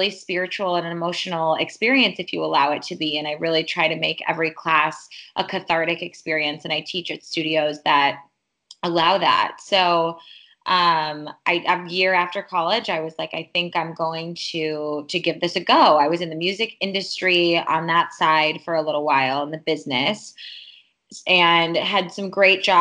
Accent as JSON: {"language": "English", "town": "Chicago", "region": "Illinois", "country": "United States", "tie": "born or raised there", "said": "I was born and raised in Chicago."}